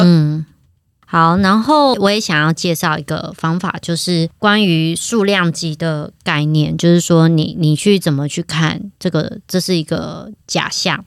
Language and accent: Chinese; Taiwan; 因为我们是台湾人